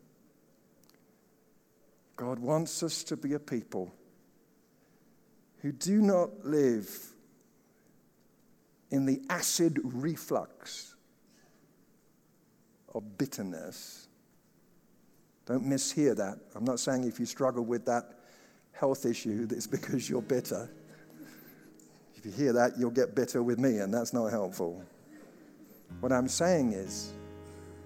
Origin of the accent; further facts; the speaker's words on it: England, United Kingdom; now in United States; as an Englishman, as a Brit